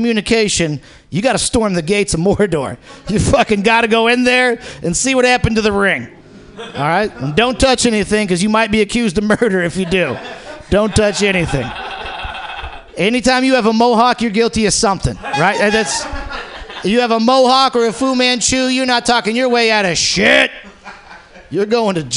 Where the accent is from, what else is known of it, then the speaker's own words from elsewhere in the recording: San Francisco, California, United States; I'm from San Francisco